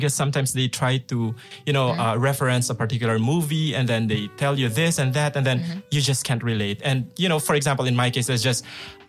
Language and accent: English; Philippines; also born or lived in Manila, Philippines; now in Novosibirsk, Russia; I'm from the Philippines.